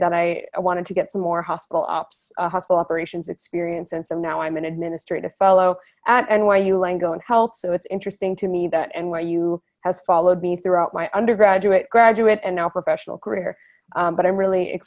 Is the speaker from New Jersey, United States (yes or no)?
yes; Edison, New Jersey, United States; I grew up in Edison, New Jersey